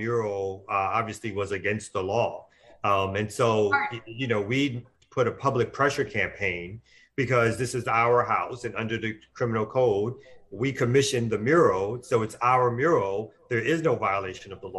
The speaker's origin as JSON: {"language": "English", "town": "New York City", "region": "New York", "country": "United States", "said": "I'm originally from Brooklyn, New York"}